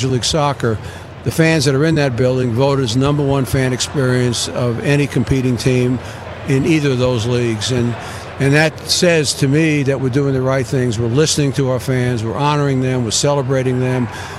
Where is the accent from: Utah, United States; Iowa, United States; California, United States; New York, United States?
New York, United States; moved away as an adult; now in Atlanta, United States; as a New Yorker